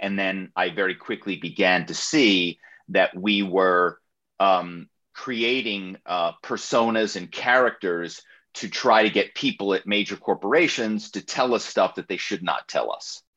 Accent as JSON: {"language": "English", "town": "Philadelphia", "region": "Pennsylvania", "country": "United States", "tie": "born or raised there", "said": "my hometown is Philadelphia"}